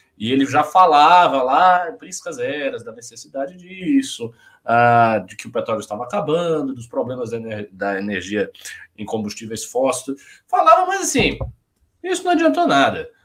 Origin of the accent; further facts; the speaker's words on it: Bahia, Brazil; now in São Paulo, Brazil; eu nem paulista sou, eu sou baiano. Vim aqui, sou adotado pela cidade